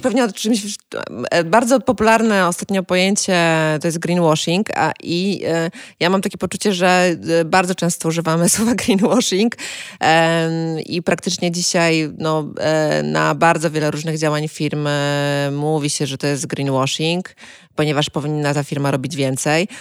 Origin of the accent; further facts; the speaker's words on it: Kuyavian-Pomeranian Voivodeship, Poland; pochodzę z Kujaw